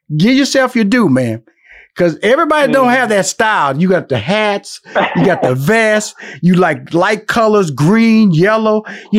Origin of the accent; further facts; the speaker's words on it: Houston, Texas, United States; also born or lived in Los Angeles / New York; now in Atlanta, United States; I've been living in Atlanta since 2007. I lived in Los Angeles 15 years, and I was born and raised in Houston, Texas.